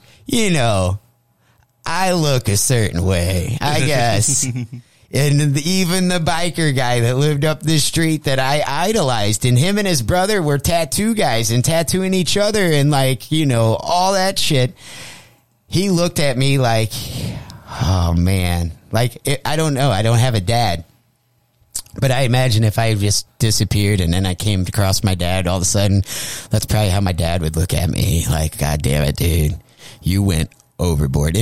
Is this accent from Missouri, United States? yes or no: yes; Jefferson County, Missouri, United States; I grew up in Jeffco around all Hoosier bikers